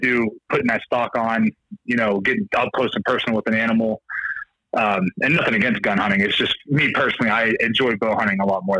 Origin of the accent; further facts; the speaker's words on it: Ohio, United States; moved away as an adult; also born or lived in Baltimore, Maryland; now in Denver, United States; I grew up in Ohio